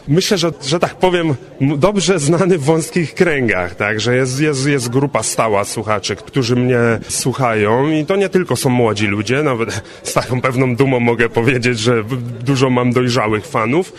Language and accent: Polish; Częstochowa, Silesian Voivodeship, Poland; jestem z Częstochowy